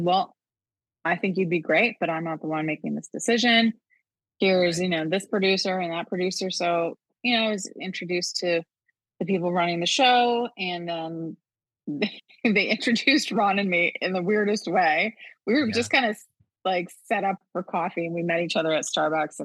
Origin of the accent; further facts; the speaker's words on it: Wolfville, Nova Scotia, Canada; moved away; also born or lived in Montreal, Quebec; Growing up in Wolfville, Nova Scotia